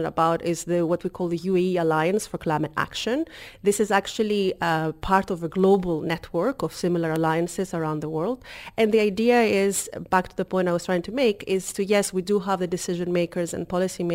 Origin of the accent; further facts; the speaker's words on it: Greece; also born or lived in Kefalonia; now in United Arab Emirates; I'm originally from Greece.